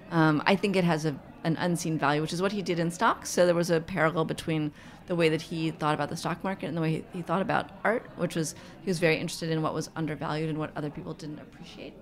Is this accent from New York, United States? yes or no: yes; New York City, New York, United States; I grew up in Manhattan.